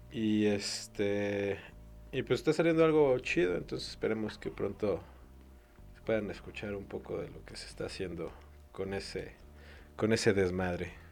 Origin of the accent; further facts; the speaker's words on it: Mexico; los mexicanos somos muy aprensivos.